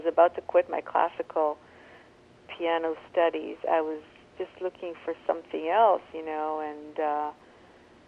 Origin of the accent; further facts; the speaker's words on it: Israel; I grew up in Israel, which is the Middle East